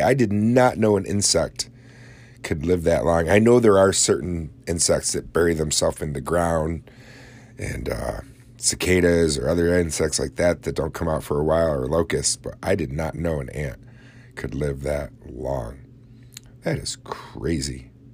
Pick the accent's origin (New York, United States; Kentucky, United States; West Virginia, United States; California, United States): New York, United States; Oswego; my hometown of Oswego